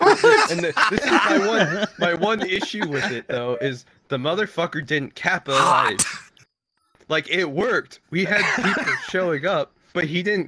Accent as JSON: {"language": "English", "region": "California", "country": "United States", "said": "I'm not supposed to, but you're from California. I'm from California."}